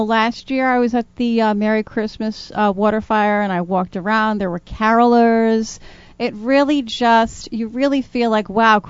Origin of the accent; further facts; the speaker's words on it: Providence, Rhode Island, United States; come from a very large Irish-Italian family, and Christmas was always a big deal. I was born and raised in Providence, actually, the West End, West Broadway, Chapin Avenue, if we're going to get really specific. And I know I grew up in a tenement